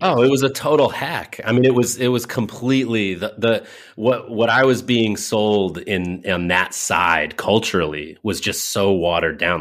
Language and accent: English; Windsor, Connecticut, United States; also born or lived in Hartford, Connecticut; I was born in Hartford, in a hospital in Hartford, Connecticut proper. I was raised, uh, in one town over directly north of Hartford on the ninety-one, as you Californians might say, um, Interstate ninety-one, one exit out of Hartford in a town called Windsor, Connecticut